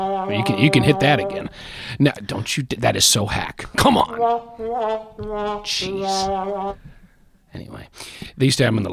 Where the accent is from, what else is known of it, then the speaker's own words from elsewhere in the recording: Memphis, Tennessee, United States; I'm from Memphis, Tennessee.